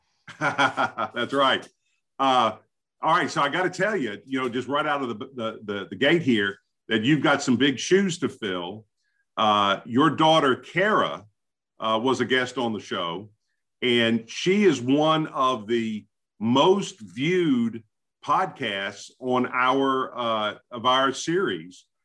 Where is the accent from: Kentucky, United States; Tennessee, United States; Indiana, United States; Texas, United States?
Tennessee, United States; Memphis; I, as a native Memphian